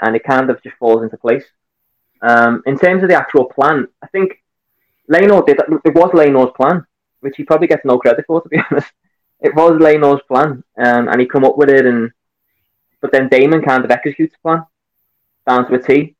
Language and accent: English; Liverpool, North West England, United Kingdom; accent: Scouse; I'm a Scouser. I'm from Liverpool.